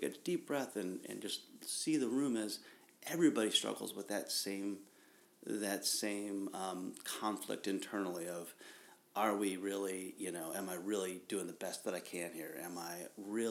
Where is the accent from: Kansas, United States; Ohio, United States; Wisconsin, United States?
Ohio, United States; I'm from Ohio, right? Yeah, and I grew up in Ohio